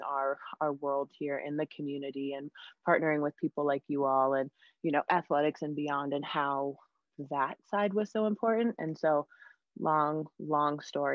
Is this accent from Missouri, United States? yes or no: no; Denver, Colorado, United States; moved away as an adult; also born or lived in West Virginia; I'm from Denver